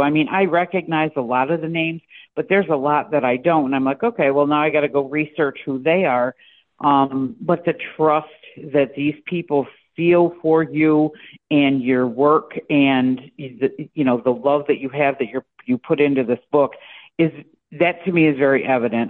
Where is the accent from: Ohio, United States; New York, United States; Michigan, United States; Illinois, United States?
New York, United States; Central; moved away as an adult; also born or lived in coastal Mississippi; now in Mississippi, United States; born and raised in Central New York, and I've been on the coast now for I think it's up to I think it's um 11 years